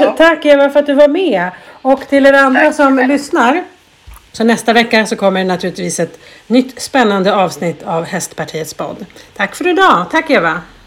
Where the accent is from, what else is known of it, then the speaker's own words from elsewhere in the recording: Jämtland, Sweden; jag är ju uppvuxen i Jämtland